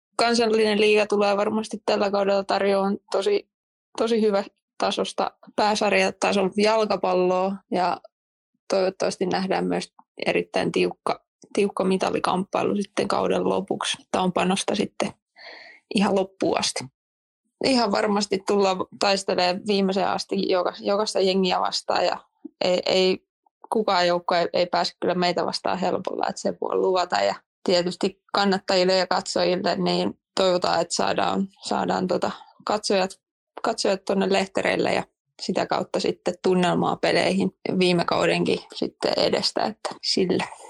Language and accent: Finnish; Tampere, Pirkanmaa, Finland; also born or lived in Norway; nyt palasin sitten kasvattajaseuraani